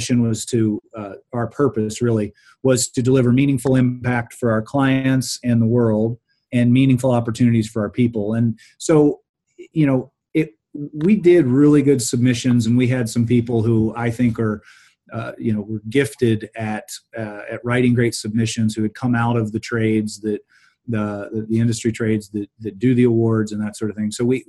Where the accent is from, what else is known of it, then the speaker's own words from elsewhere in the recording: Mid-Ohio Valley, United States; So I grew up in in the Mid Ohio Valley, and families from West Virginia, and saw a lot of poverty.